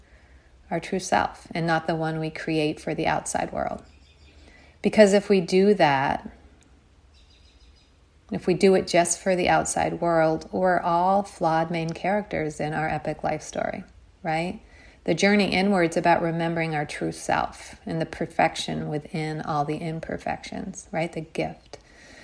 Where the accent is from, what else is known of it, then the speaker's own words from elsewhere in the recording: United States; a girl growing up in America